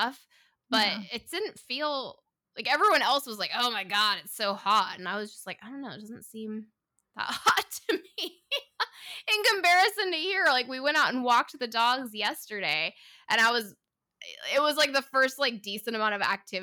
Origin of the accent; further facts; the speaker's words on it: Northern California, United States; moved away; I grew up in Northern California